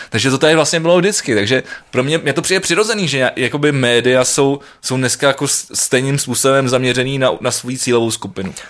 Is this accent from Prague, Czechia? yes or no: yes; Prague, Czechia; jsem Pražák